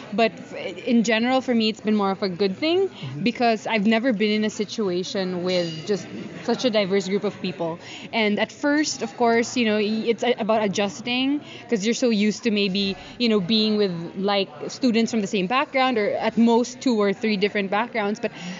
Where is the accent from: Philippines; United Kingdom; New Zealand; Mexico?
Philippines; moved away as an adult; now in Denmark; from the Philippines.